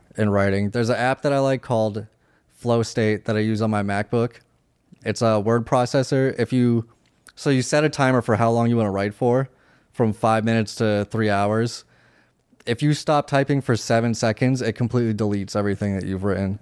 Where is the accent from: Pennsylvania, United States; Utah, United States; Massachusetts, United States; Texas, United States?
Massachusetts, United States; Worcester; I'm from Worcester, Massachusetts.